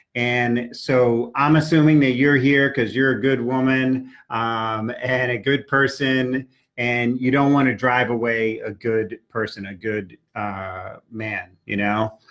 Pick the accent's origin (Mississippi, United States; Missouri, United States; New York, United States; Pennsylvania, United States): New York, United States; New York City; I grew up in New York City taking the subways.